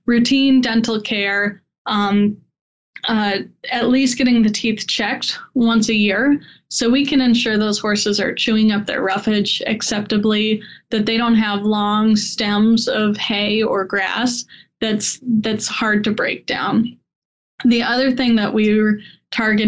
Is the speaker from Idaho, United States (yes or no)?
no; Colorado, United States; also born or lived in Ohio; growing up in Colorado